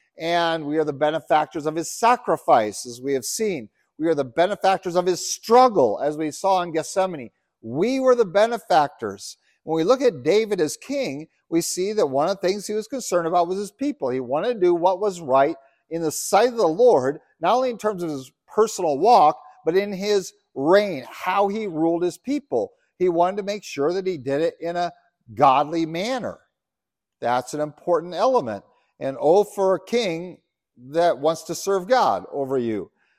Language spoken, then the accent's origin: English; Uganda; Yeah, I remember I grew up in Uganda. It was ruled by a guy named Idi Amin, who was the polar opposite.